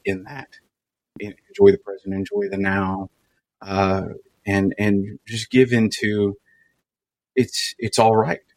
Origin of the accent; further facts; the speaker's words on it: Kentucky, United States; I grew up in Kentucky